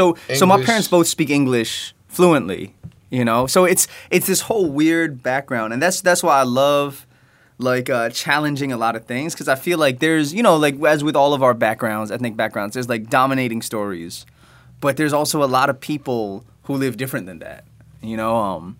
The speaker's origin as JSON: {"language": "English", "region": "Delaware", "country": "United States", "tie": "born or raised there", "also_born_or_lived": "Chicago, Illinois", "said": "So I was born in Chicago. I grew up in Delaware. So I'm Chinese American."}